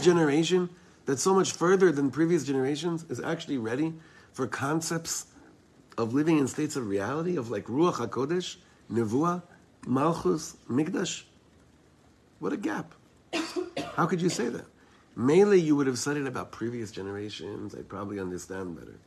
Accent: Israel; I'm from Eretz Yisrael.

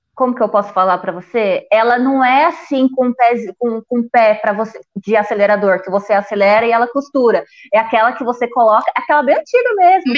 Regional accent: Paranapanema, São Paulo, Brazil; Eu morava no sítio, aqui mesmo. Hoje tem faculdade aqui na minha cidade.

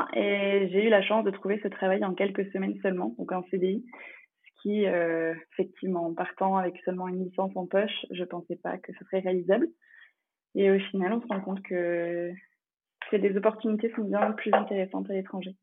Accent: France; first language English; French is a second language; J'ai passé toute mon enfance en France et j'ai effectué toute ma scolarité, mais l'anglais était la langue principale parlée à la maison

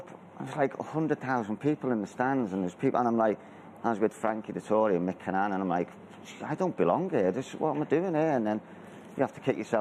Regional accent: Merseyside, North West England, United Kingdom; I grew up in Merseyside on a council estate

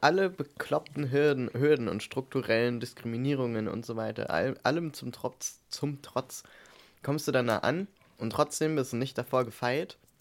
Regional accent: East Germany, Germany; ich komme halt aus dem Osten

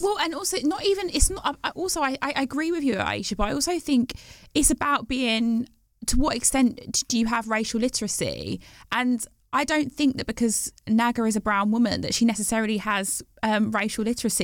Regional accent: Bromsgrove, West Midlands, United Kingdom; I grew up in the West Midlands, um, yeah. in Worcestershire, in Bromsgrove.

